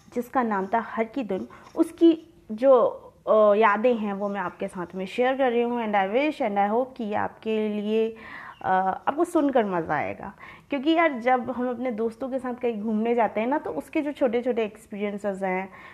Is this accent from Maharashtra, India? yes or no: no; Dindori, Madhya Pradesh, India; मैं डिंडौरी से हूँ